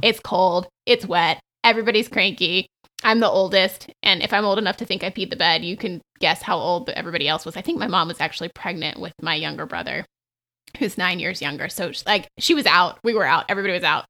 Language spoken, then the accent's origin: English; the South, United States; I grew up in the South